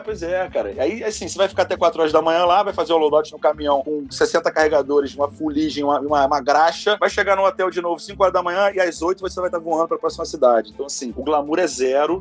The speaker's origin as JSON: {"language": "Portuguese", "region": "Rio de Janeiro", "country": "Brazil", "said": "Eu sou carioca carioca talvez que mais ama São Paulo que você conhece"}